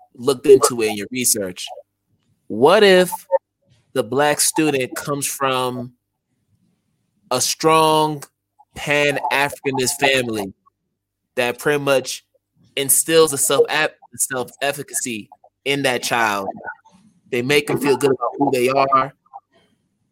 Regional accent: United States; being Ghanaian and an American, I had to deal with that as an elementary school student

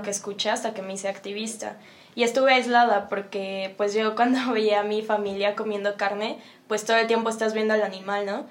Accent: Mexico City, Mexico; de donde vengo, Ciudad de México

